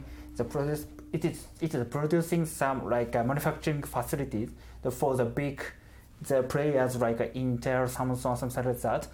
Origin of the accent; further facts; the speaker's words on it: Japan; moved away as an adult; now in London, United Kingdom; I'm from Japan